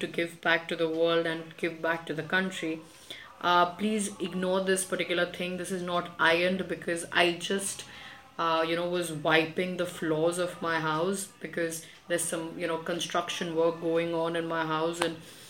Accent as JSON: {"language": "English", "town": "Kolkata", "region": "West Bengal", "country": "India", "tie": "born or raised there", "said": "I was both born and brought up in Kolkata"}